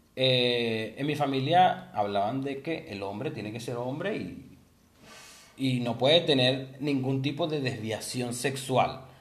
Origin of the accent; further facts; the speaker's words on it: Venezuela; moved away; nosotros venimos de Venezuela